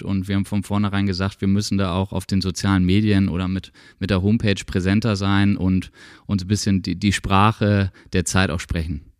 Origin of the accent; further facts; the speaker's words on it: Nortorf, Schleswig-Holstein, Germany; now in Schwarzenbek, Germany; als Nordhoffer muss man immer sagen, das ist der geografische Mittelpunkt von Schleswig-Holstein